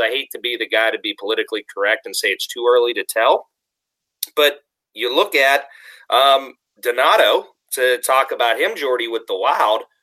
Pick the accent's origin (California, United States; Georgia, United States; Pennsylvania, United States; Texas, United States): Pennsylvania, United States; Pittsburgh; accent: Yinzer; I'm a dude from Pittsburgh, and we're Yinzers with our hard R's and H's